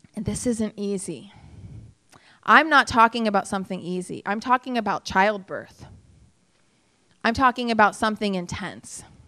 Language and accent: English; United States; I'm an American